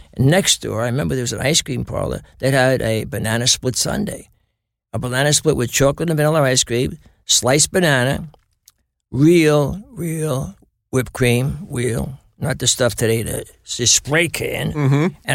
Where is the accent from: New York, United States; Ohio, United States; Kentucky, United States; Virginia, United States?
New York, United States; New York City; also born or lived in Flushing, Queens / Bayside, Queens; I was born in Astoria.